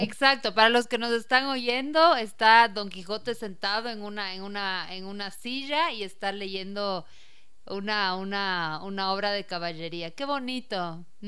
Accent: Quito, Pichincha, Ecuador; en el colegio yo crecí, bueno, aquí en Quito

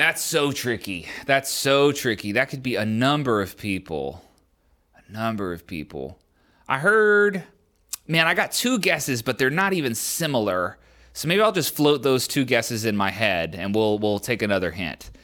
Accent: Maryland, United States; I was born and raised in Maryland

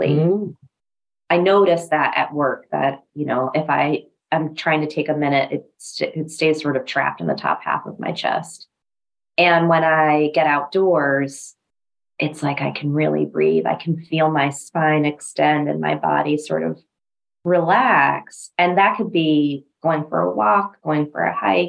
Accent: New Mexico, United States; now in DMV area, United States; We grew up in New Mexico

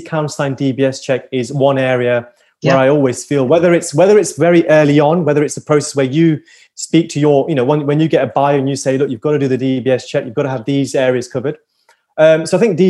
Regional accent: Liverpool, North West England, United Kingdom; I'm a Scouser

